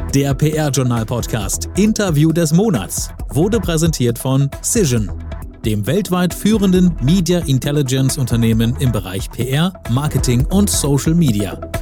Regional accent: Saarland, Germany; moved away; ich bin im Saarland aufgewachsen

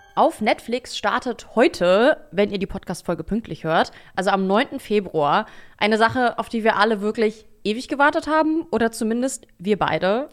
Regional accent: Berlin, Germany; ich bin in Berlin aufgewachsen

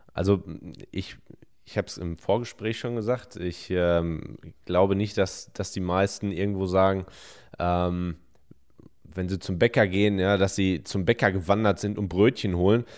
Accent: Hemer, North Rhine-Westphalia, Germany; 26 Jahre alt, 26,5 darf man noch sagen, und ich komme aus Hema im Sauerland

